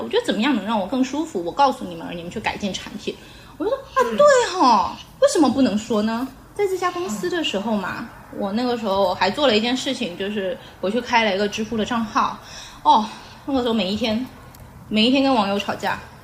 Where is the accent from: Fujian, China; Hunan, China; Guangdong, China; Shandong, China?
Fujian, China; Xiamen; 我们家就是，我是没有老家这个概念，我出生就在厦门，就出生就在厦门，就是我是一个完完全全的城市人。 呃，然后我就出生在厦门，老城区，但是有个问题，我的父母是生意人。然后我父母从小就是全，全国各地的飞，所以我是跟奶奶长大的